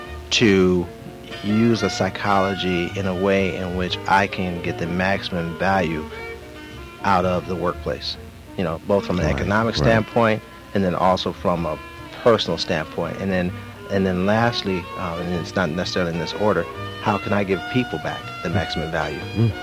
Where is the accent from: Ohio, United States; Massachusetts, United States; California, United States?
California, United States; Los Angeles; also born or lived in New York; Born and raised in Los Angeles, by the way, of New York. My family is from Los Angeles, but half of my family is from New York